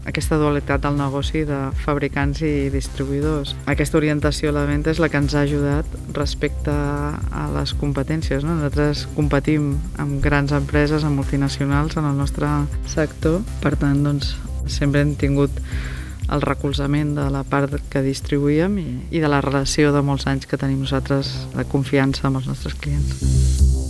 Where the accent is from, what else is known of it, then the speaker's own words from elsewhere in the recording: Maçanet de la Selva, Catalonia, Spain; som de Massanet, sempre hem estat de Massanet